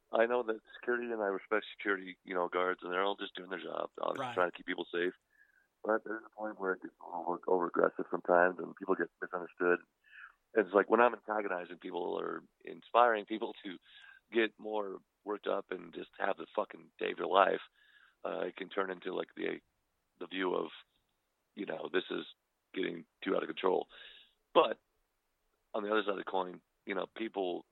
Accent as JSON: {"language": "English", "region": "Wyoming", "country": "United States", "tie": "born or raised there", "also_born_or_lived": "Mesa, Arizona", "moved": "yes", "lives_now": "Phoenix, United States", "said": "I was born here in Phoenix, Arizona, Mesa, Arizona, you know, et cetera. But I moved, you know, shortly after to Wyoming, and which is right across the border from Salt Lake City, Utah."}